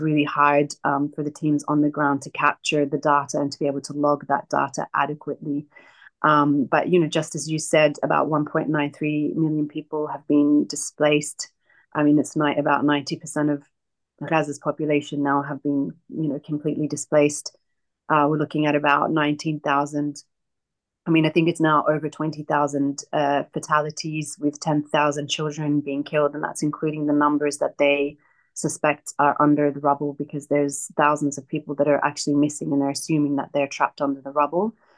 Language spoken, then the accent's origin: English; Australia; moved away as an adult; also born or lived in Hebron, West Bank (family origin) / Palestine; I'm Palestinian, but I grew up in Australia